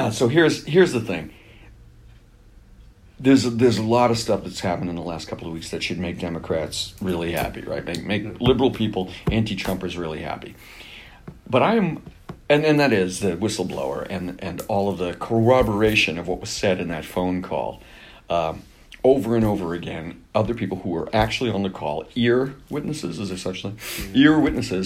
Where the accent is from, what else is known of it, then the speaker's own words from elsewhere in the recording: Boston, Massachusetts, United States; I'm from Boston.